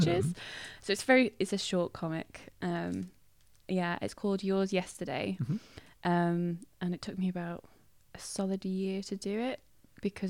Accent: Manchester, North West England, United Kingdom; I am very Mancunian.

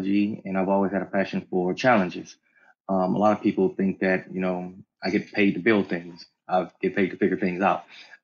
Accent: the South, United States; growing up in the South

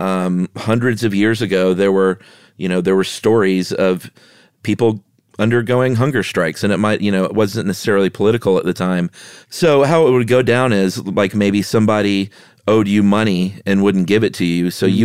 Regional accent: United States

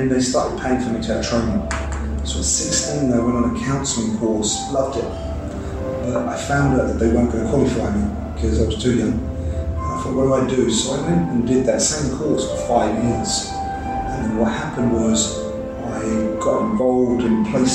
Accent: London, United Kingdom; I grew up in East London

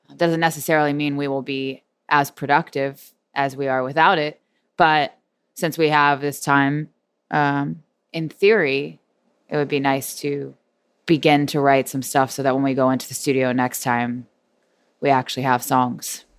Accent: Houston, Texas, United States; We are from Houston

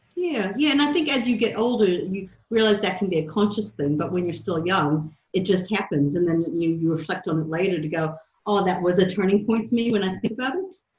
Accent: outside Detroit, Michigan, United States; accent: American; moved away as an adult; also born or lived in Baton Rouge, Louisiana / St. Louis, Missouri; now in New Zealand; I was born outside Detroit, Michigan, and grew up there till I was 13, and then uh, spent my teenage years in Baton Rouge

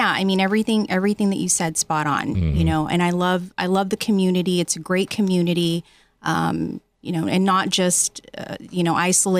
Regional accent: San Diego, California, United States; also born or lived in Riverside County, California; I'm actually originally from San Diego, but I lived out in Riverside Riverside County.

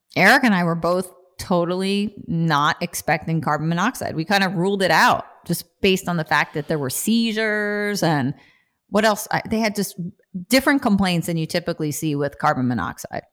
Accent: New Jersey, United States; I'm from Jersey

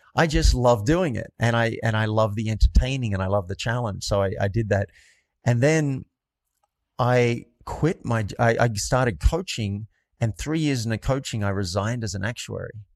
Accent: New South Wales, Australia; moved away as an adult; also born or lived in New York; I grew up in a country town in Australia, and about two hours north of Sydney

